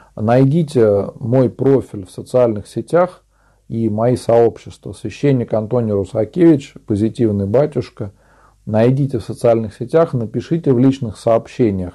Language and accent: Russian; Tver Oblast, Russia; я сам из Тверской области, озеро Селигер, Нилова пустынь. Рядом со мной находится, а я э, живу на острове Городомля.